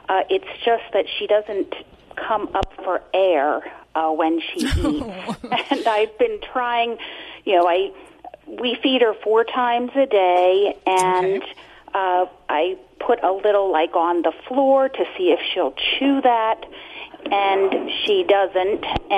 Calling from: Reading, Pennsylvania, United States; Reading, Pennsylvania, listening to WEEU.

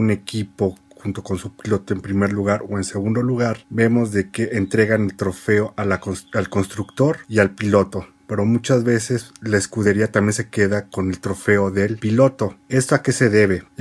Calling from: Mexico City, Mexico; Hola amigos de Fórmula Latina … de la Ciudad de México

